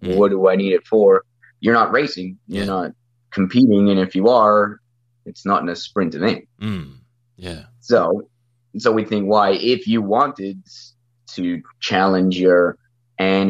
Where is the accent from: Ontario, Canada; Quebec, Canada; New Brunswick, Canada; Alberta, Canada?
Ontario, Canada; Thunder Bay; born and raised in Thunder Bay